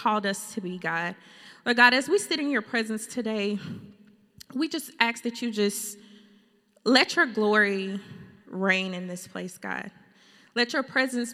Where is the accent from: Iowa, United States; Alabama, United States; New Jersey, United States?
Alabama, United States; Fairfield; moved away as an adult; also born or lived in Birmingham, Alabama / Atlanta, Georgia; now in California, United States; We're from Fairfield, Alabama